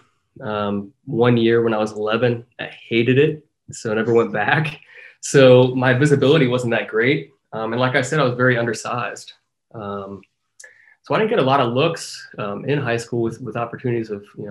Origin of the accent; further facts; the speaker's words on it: Centerville, Ohio, United States; moved away; growing up playing soccer in Ohio. I mean, that was before academies and all that stuff, right? So playing for my little hometown soccer club, Centerville Galaxies